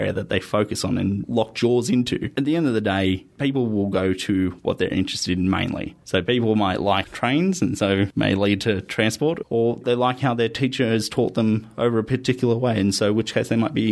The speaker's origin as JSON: {"language": "English", "town": "Campbelltown", "region": "New South Wales", "country": "Australia", "said": "I'm from Campbelltown."}